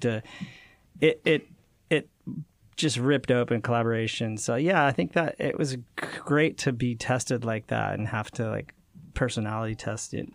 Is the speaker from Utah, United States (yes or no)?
yes; Utah, United States; I grew up in Utah